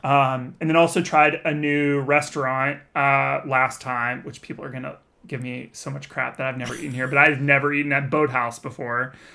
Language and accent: English; Texas, United States; moved away as an adult; also born or lived in Austin, Texas; now in Southern California, United States; I grew up in Texas where it is also very humid